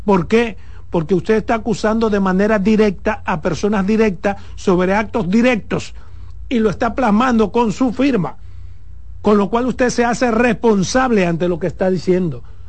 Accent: Pedernales, Dominican Republic; por Pedernales, de donde yo soy.

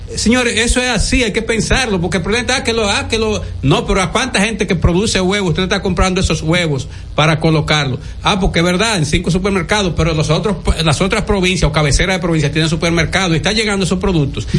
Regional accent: Dominican Republic; como dominicano

